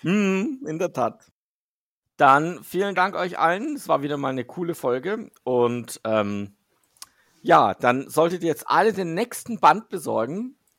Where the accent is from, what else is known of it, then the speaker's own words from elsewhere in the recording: Switzerland; als Schweizer, als Schweizer